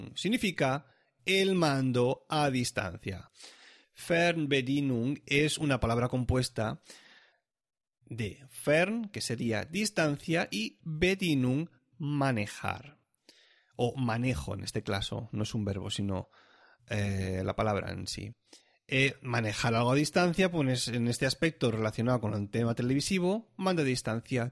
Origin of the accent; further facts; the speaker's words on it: Catalonia, Spain; now in Switzerland; yo ya nací en Cataluña